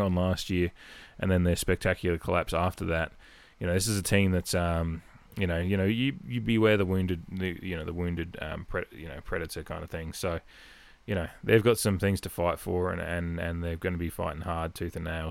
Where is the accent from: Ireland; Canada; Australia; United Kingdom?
Australia; Adelaide, South Australia; now in Santa Monica, United States; someone from Adelaide was all the way over here